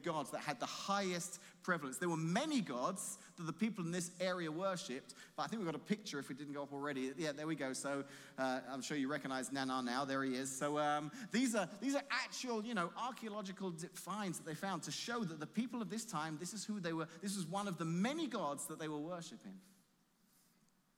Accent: England, United Kingdom; moved away as an adult; now in Washington, Illinois, United States; leave my home, my family, the country I grew up

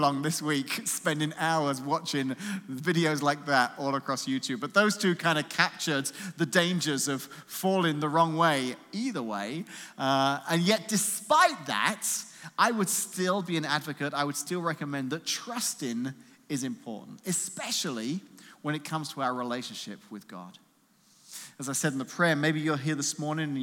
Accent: London, United Kingdom; moved away as an adult; now in United States; I'm not from America originally. I'm actually from somewhere a little bit east of here called London, England.

